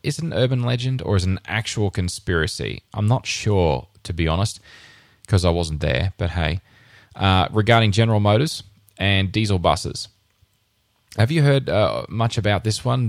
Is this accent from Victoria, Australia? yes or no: no; Rockhampton, Queensland, Australia; moved away as an adult; in my hometown, I grew up in Rockhampton